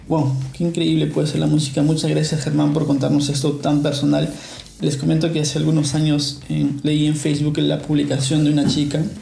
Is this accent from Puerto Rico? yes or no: no; Peru; soy peruano